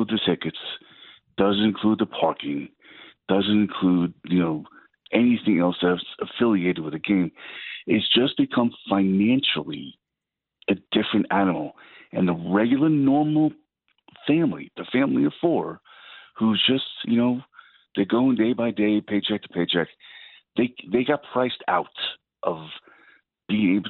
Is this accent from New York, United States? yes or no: yes; New York City, New York, United States; born and raised in Staten Island, New York